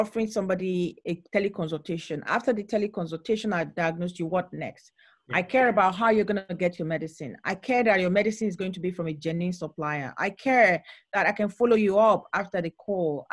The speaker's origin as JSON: {"language": "English", "country": "Nigeria", "tie": "born or raised there", "said": "When I was growing up in Nigeria, as a child, I had my own healthcare challenges"}